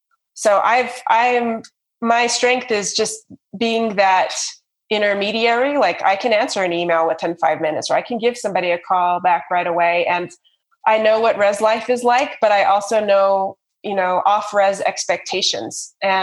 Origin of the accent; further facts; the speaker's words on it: Navajo Nation, United States; And I also don't speak Navajo. It's not my first tongue. So that is huge on the reservation as well.